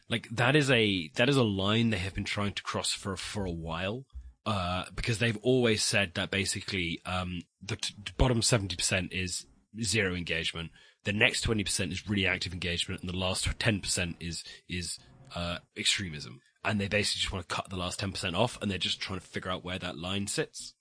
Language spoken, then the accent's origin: English; West Country, South West England, United Kingdom; I'm from the West Country. We speak very fast